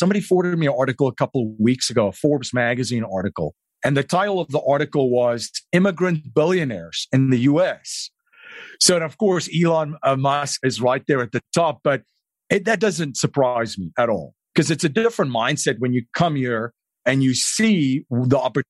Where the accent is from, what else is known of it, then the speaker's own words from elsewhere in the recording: South Africa; moved away as an adult; now in United States; I grew up in South Africa